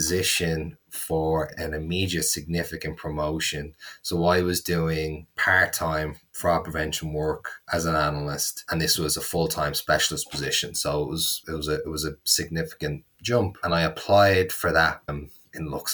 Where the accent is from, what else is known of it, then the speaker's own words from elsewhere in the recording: Dublin, Leinster, Ireland; accent: Dublin; moved away as an adult; also born or lived in United States; I was in Dublin, which is where I'm from, where I am right now.